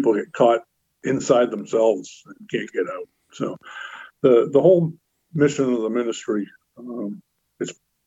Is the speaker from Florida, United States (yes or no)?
no; North Shore, born in Lynn, Massachusetts, United States; I was born in Lynn, like I mentioned. I was baptized in St. Luke's Methodist Church there in Lynn. And very shortly after my birth, my parents bought some land and built a house in a small town up on the North Shore